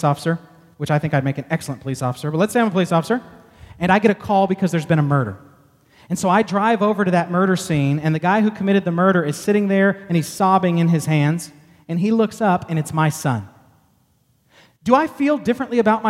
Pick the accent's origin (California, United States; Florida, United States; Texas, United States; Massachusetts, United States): Texas, United States; I'm from Texas